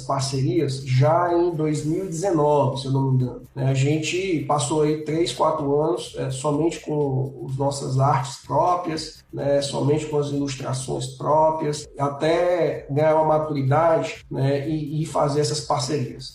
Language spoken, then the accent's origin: Portuguese; Fortaleza, Ceará, Brazil; Eu sou aqui de Fortaleza, no Ceará